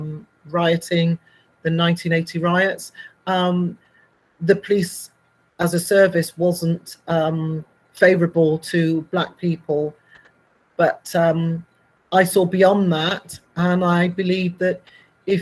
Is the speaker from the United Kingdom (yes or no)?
yes; Bristol, South West England, United Kingdom; I grew up in Bristol